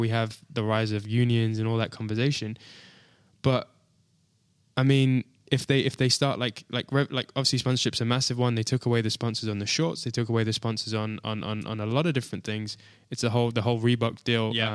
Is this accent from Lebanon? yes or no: no; United Kingdom; being a Brit